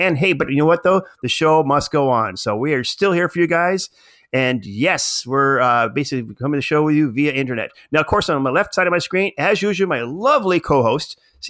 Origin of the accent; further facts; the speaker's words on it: Canada; I'm being so Canadian. That's what it is.